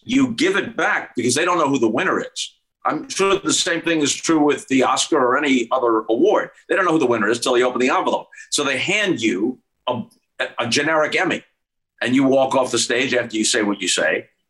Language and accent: English; New York, United States; also born or lived in California; when I was in the backyard playing wiffle ball or playing stickball in the streets in New York